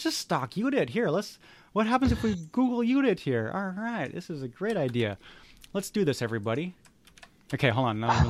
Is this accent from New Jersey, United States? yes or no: no; California, United States; kind of, because I'm from California.